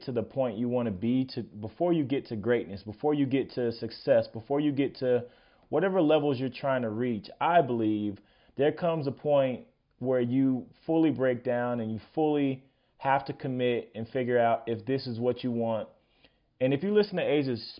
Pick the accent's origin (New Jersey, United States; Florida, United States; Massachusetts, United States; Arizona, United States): Florida, United States; I was a kick returner in high school, and I'm from Florida